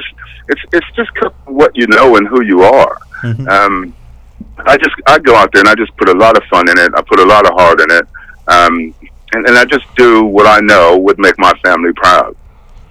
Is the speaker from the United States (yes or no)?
yes; Pomona, California, United States; moved away as an adult; also born or lived in Louisiana; now in United Kingdom; I grew up in Pomona, just outside of Los Angeles